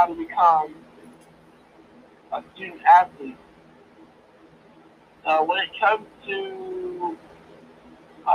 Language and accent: English; Coatesville, Pennsylvania, United States; also born or lived in Lancaster, Pennsylvania; I'm originally from Coastal, Pennsylvania. I was born at Brandywine Hospital. It's in Coastal Area School District, and that's where I was born. And that's the humble beginning. The humble beginnings also starts in Coastal. I grew up in a single parent house of five